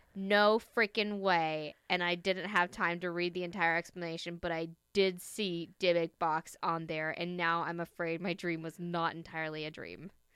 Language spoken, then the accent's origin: English; the South, United States; I'm from the South.